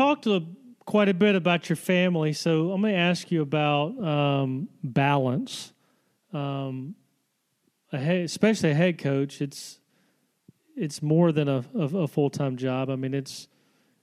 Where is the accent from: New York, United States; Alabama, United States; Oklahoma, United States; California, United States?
Alabama, United States; Selma; my hometown in Selma, Alabama